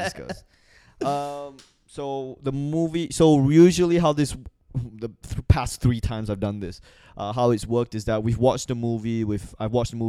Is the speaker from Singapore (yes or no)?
yes; Singapore; moved away as an adult; also born or lived in Malaysia / Australia; I'm born in Malaysia, I grew up in Singapore. I went to university in Australia.